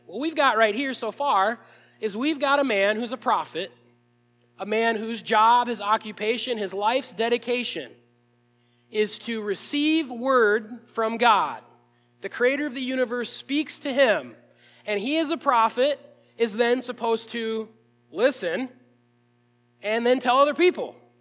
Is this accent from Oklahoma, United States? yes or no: no; Williamsburg, Iowa, United States; I grew up in Williamsburg, Iowa